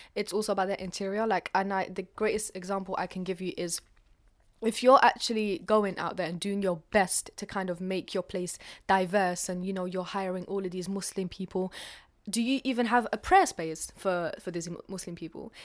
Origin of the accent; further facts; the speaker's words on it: London, United Kingdom; also born or lived in Algeria; I'm from North London. Originally, I was born in Algeria, but I've spent the rest of my life in London, so I identify more with that side of me.